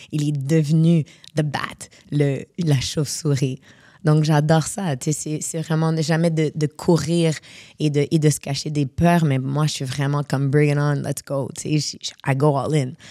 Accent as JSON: {"language": "French", "town": "Casablanca", "region": "Casablanca-Settat", "country": "Morocco", "tie": "born there", "also_born_or_lived": "Montreal", "said": "vu que je suis née à Casablanca, euh, ma mère, euh, mon père était à Casa, il est encore là-bas, et ma mère, elle est venue à Montréal à l'âge de 3 ans."}